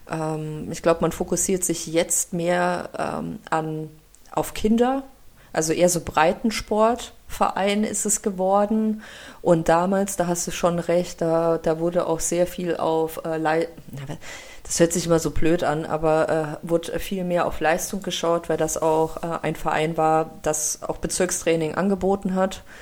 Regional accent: Russia; now in Germany; dass ich ja ähm, nicht hier geboren bin in Deutschland und wir sind ja aus Russland hierher gekommen.

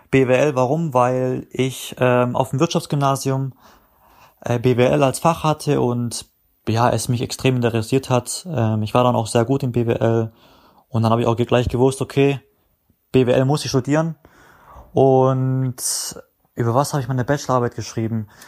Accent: Baden-Württemberg, Germany; weil ich halt ein guter Spieler bin aus Baden-Württemberg

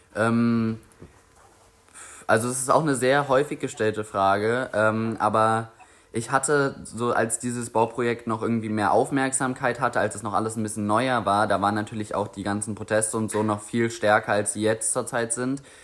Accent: Grünheide, Brandenburg, Germany; ich jetzt auch zum ersten Mal als Jugendlicher so das Gefühl bekomme, oh shit, Grünheide ist eigentlich meine Heimat

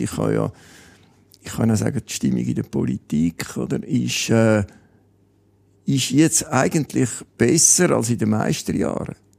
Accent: Kloten, Zurich, Switzerland; in meiner Wohnstadt oder in meiner Heimatstadt Kloten

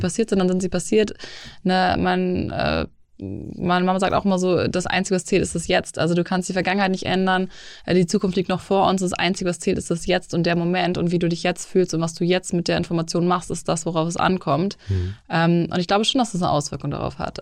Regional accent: Hamburg, Germany; moved away as an adult; also born or lived in Munich / Los Angeles; ich bin 30, gebürtig aus Hamburg, äh, habe zwischendurch sieben Jahre in München gelebt, auch

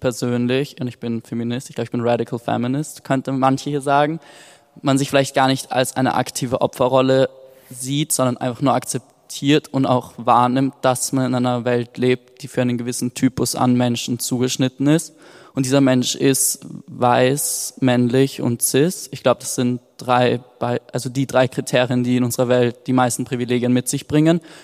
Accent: Vienna, Austria; Ich komme aus Wien

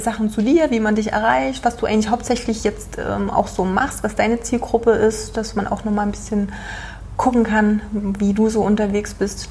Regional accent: Germany; als Deutscher

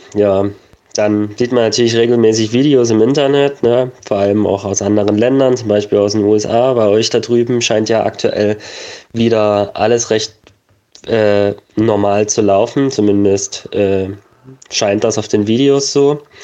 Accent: Germany; bei uns in Deutschland

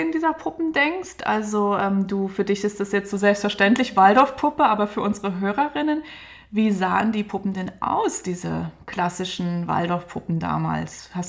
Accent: Dresden, Saxony, Germany; Ich bin ja in Dresden groß geworden, ähm, in der DDR

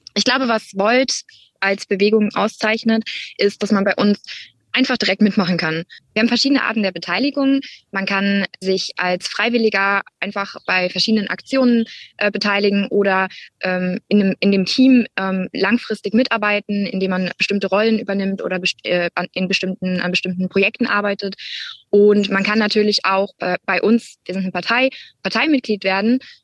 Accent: Hunsrück, Rhineland-Palatinate, Germany; also born or lived in near Duisburg, North Rhine-Westphalia; als ich als Kind in den Hunsrück gezogen bin

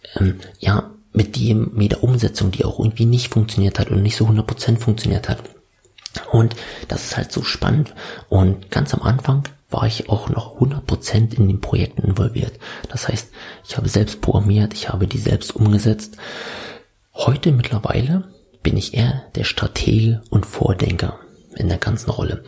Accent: Senftenberg, Brandenburg, Germany; moved away as an adult; now in Berlin, Germany; ursprünglich komme ich aus Senftenberg, das liegt im Süden Brandenburg

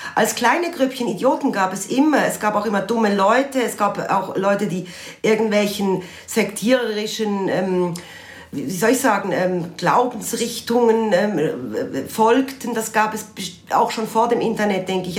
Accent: Basel, Basel-Stadt, Switzerland; bin selber Baslerin

